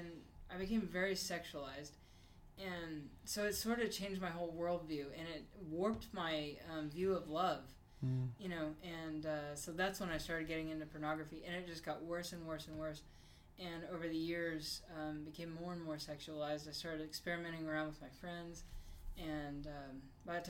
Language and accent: English; Bartlesville, Oklahoma, United States; I grew up in Bartlesville, Oklahoma